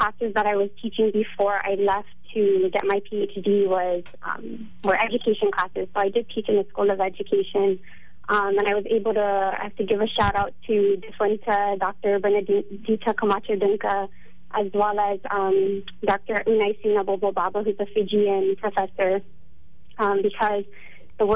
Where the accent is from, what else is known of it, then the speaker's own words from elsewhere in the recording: Guam; moved away as an adult; also born or lived in Hawaii; until I was 18 years old, when I left Guahan for college